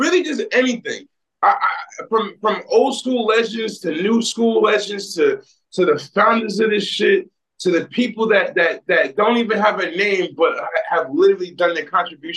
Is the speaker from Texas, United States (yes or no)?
no; Great Neck, New York, United States; also born or lived in Hempstead, New York; I was born in Hempstead and raised in Great Neck, New York